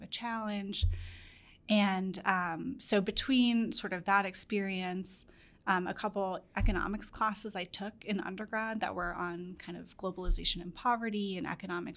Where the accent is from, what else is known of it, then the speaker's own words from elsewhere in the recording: St. Louis, Missouri, United States; moved away as an adult; also born or lived in Minnesota; I'm from St. Louis